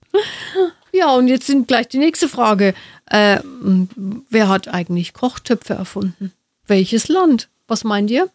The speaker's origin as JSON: {"language": "German", "town": "Nuremberg", "region": "Bavaria", "country": "Germany", "said": "bei uns in Nürnberg"}